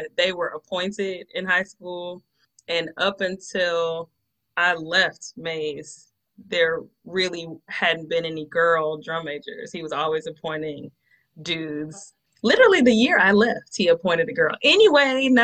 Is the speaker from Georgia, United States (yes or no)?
yes; Atlanta, Georgia, United States; Born and raised in Atlanta, Georgia